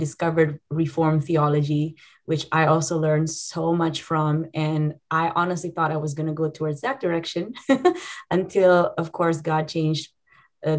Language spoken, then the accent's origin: English; Indonesia; moved away as an adult; now in Redding, United States; I'm from Indonesia